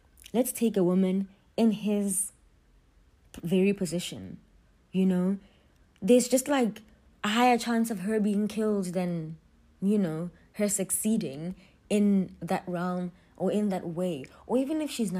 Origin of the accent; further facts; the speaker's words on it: South Africa; being a South African, being black in South Africa, being a black woman in South Africa